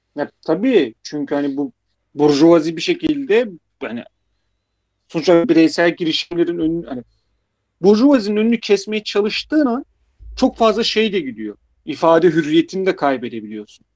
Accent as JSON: {"language": "Turkish", "region": "Black Sea Region", "country": "Turkey", "said": "ben de Karadenizliyim"}